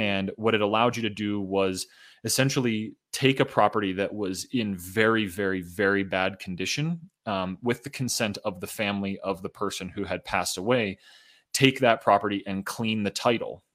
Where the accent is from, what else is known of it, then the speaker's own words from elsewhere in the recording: Pittsburgh, Pennsylvania, United States; moved away as an adult; also born or lived in Boulder, Colorado; I got my start in real estate in my hometown, home city of Pittsburgh, Pennsylvania.